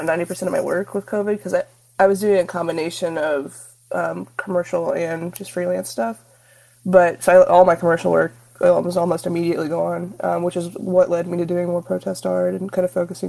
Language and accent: English; Indiana, United States; moved away as an adult; now in Austin, United States; I live in Austin. I've been here about 10 years. I'm originally from Indiana, though. I'm a Midwest transplant.